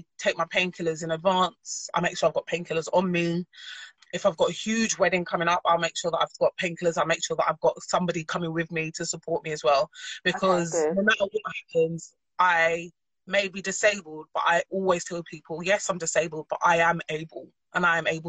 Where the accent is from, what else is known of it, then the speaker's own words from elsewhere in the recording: London, United Kingdom; also born or lived in Nottingham; I moved from Nottingham and I came back to London, South London Massive